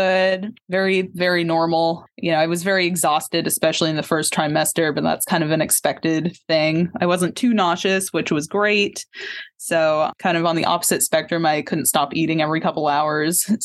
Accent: Tenants Harbor, Maine, United States; So I'm a Maine native, actually. I grew up in Tennant's Harbor.

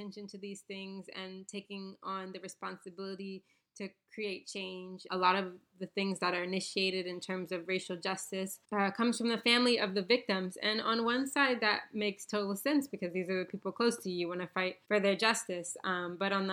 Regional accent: Bahamas; moved away; I was born in the Bahamas and grew up as a Baha'i

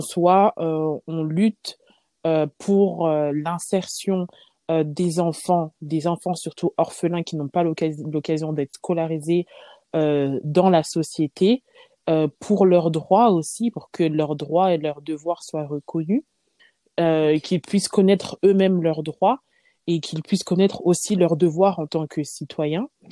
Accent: Lyon, Auvergne-Rhône-Alpes, France; J'ai grandi à Lyon, je suis née à Lyon

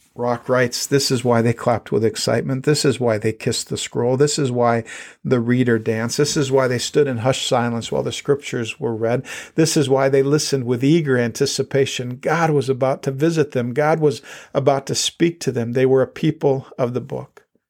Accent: South Dakota, United States; when I was a kid growing up in South Dakota, we didn't have all that much money

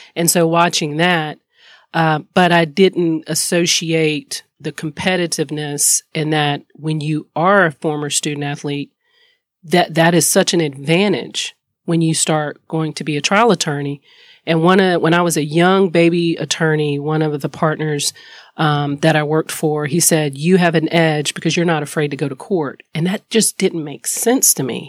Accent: High Point, North Carolina, United States; moved away as an adult; also born or lived in Columbia, Missouri; I am a girl from High Point, North Carolina that has lived her best life

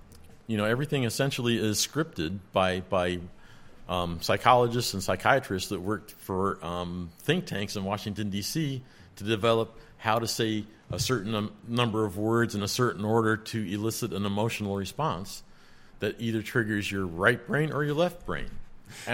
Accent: Ireland; Oh, but I'm from Ireland. I don't know what a shot glass is.

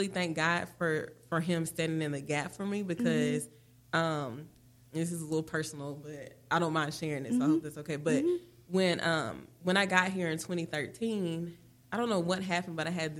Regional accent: Mississippi, United States; growing up in Mississippi informs a lot of who I am

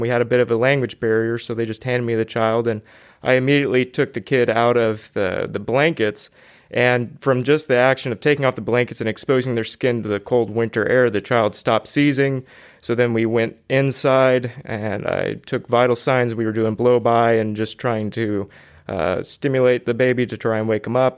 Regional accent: Fresno, California, United States; I've been born and raised in Fresno uh, for about 27 years now.

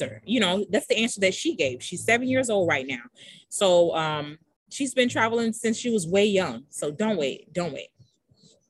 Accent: United States; I'm an American

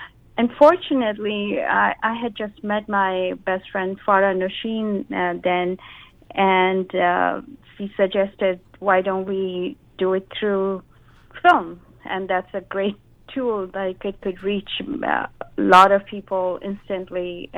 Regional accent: India; also born or lived in Japan; now in Seattle, United States; all my life I had moved around. Every few years I would move around in my home country, India. Then I moved to Japan, and then I had moved to Seattle.

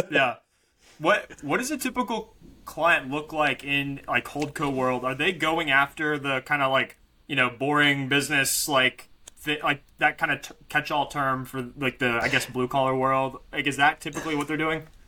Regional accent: Arkansas, United States; I grew up in Arkansas

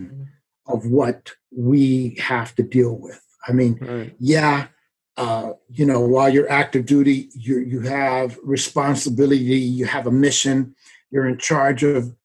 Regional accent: San Francisco, California, United States; moved away as an adult; I was born and raised in San Francisco

